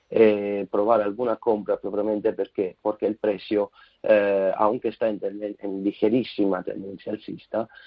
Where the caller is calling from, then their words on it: Madrid, Community of Madrid, Spain; de Madrid.